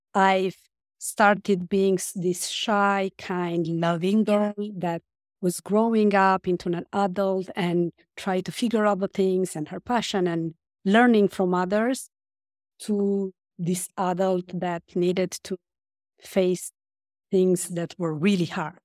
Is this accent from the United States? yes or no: no; Romania; moved away as an adult; now in France; I grew up in Romania and I moved to France when I was an adult